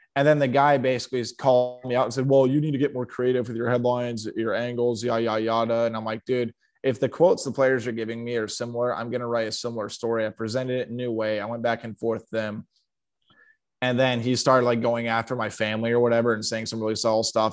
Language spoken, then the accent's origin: English; Sioux City, Iowa, United States; also born or lived in Nebraska; I was born in Sioux City